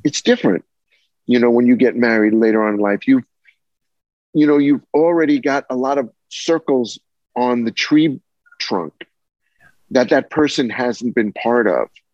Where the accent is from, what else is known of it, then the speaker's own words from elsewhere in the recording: Massapequa, New York, United States; I'm from Plain Edge, Massapequa. you know, we're uh, South Shore guys